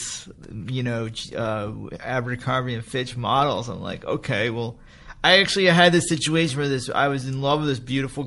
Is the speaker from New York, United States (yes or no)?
yes; New York, United States; moved away; I grew up in New York